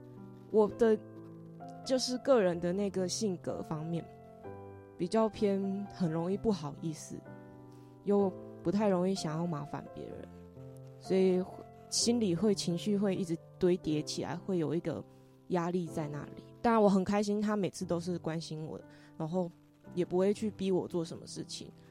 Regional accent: Taiwan; 我们是台湾人。

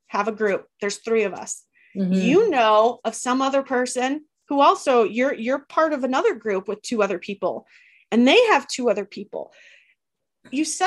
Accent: Northern Wisconsin, United States; I'm from Northern Wisconsin

